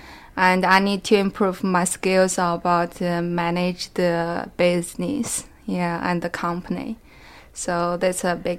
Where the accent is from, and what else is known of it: China; born or raised there; moved away as an adult; now in Saint John, Canada